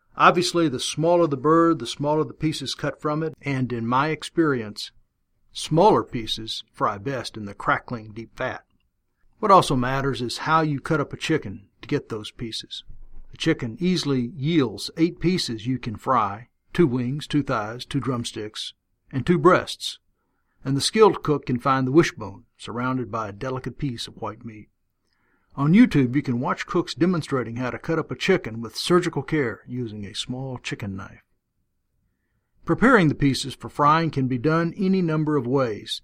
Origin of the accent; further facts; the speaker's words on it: Texas, United States; I learned about fried chicken growing up in Texas in a family that ate a lot of it